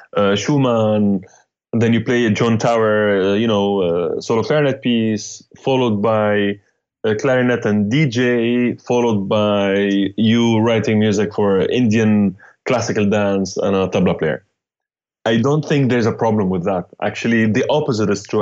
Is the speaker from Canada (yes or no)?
no; Damascus, Damascus Governorate, Syria; moved away as an adult; now in New York City, United States; I'm from Damascus, Syria. Uh, lived uh, most of my life there. Moved to New York, 2001